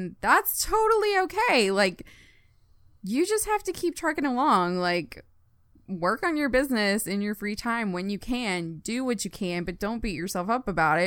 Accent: Longview, Texas, United States; moved away as an adult; also born or lived in Shreveport, Louisiana; now in Tulsa, United States; I born and raised in Longview, Texas. I graduated high school there

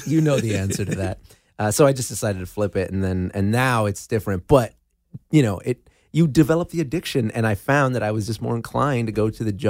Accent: West Covina, California, United States; also born or lived in Los Angeles; Azusa, West Covina area. Yeah, the San Gabriel Valley is my hometown. And but then I moved to LA about, you know, like LA proper about four or five years ago.

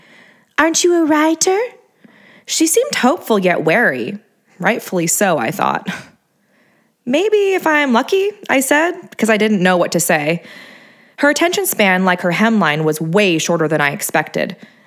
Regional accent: Hermosa Beach, California, United States; also born or lived in San Luis Obispo; I grew up in Hermosa Beach, Redondo Beach. I moved to Torrance, Long Beach. Now I'm in SLO, San Luis Obispo, that is. I sort of grew up there, too.

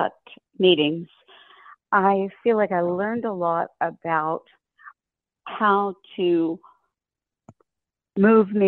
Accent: Louisville, Kentucky, United States; I'm from Louisville, Kentucky.

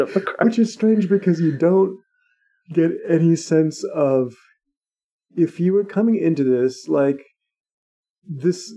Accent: Scotland, United Kingdom; as a Scottish person

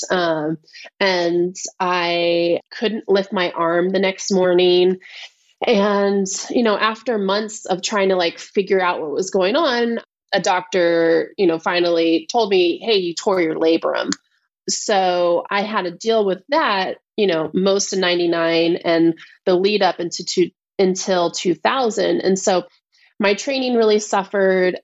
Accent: Vallejo, California, United States; also born or lived in Benicia, California; I grew up in Vallejo, California, which is Northern California

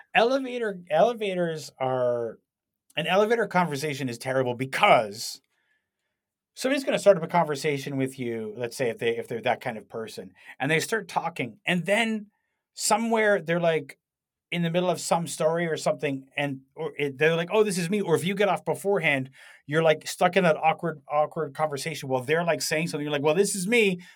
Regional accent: Canada; I was from Canada

